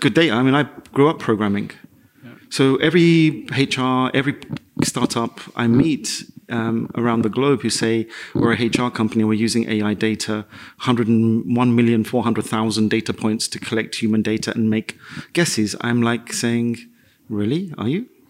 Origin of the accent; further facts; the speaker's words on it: London, United Kingdom; moved away as an adult; also born or lived in Madrid; I grew up in the East End of London.